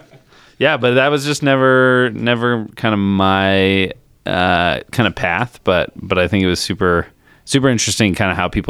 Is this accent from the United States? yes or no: yes; Chicago, Illinois, United States; also born or lived in Colorado; So I grew up in kind of half and half, half Chicago, half Colorado.